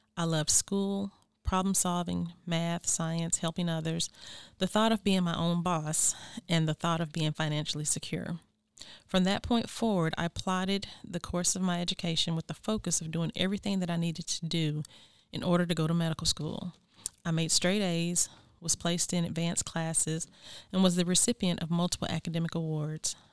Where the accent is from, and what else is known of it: United States; born or raised there; moved away